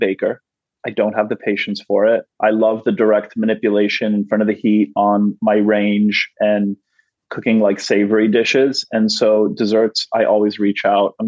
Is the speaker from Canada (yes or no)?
yes; Canada; now in United States; growing up in Canada